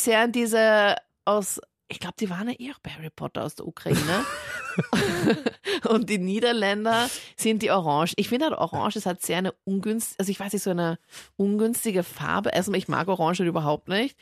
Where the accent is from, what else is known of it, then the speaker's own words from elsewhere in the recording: Linz, Upper Austria, Austria; ist meine Heimatstadt